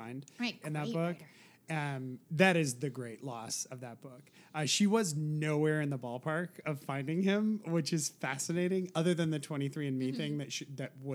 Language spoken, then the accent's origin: English; California, United States; three of the killings were in my hometown